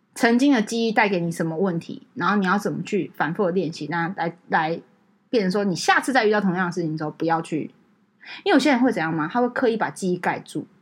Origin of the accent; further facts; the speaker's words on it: Taiwan; 我们是台湾来